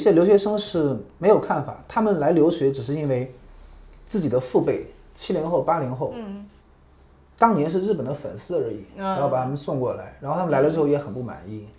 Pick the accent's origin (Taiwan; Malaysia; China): China; now in Japan; 我是中国人